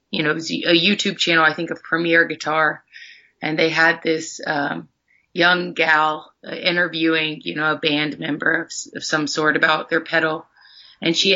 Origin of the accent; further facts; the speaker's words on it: Athens, Ohio, United States; hometown? Athens, Ohio.